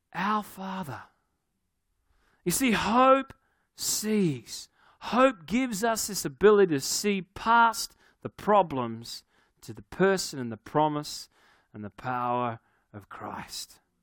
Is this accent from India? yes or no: no; Australia; I'm from Australia